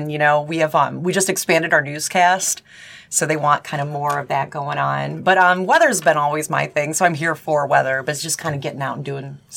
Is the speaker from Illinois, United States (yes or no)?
no; Upper Peninsula of Michigan, United States; moved away as an adult; also born or lived in Traverse City, Michigan; now in Cincinnati, United States; I'm originally from Michigan. I'm from the Upper Peninsula of Michigan